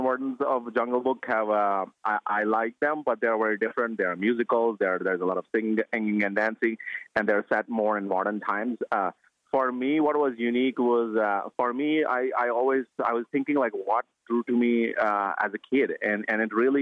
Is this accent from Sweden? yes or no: no; India; moved away as an adult; I grew up in India until I was 22, and that's when I left India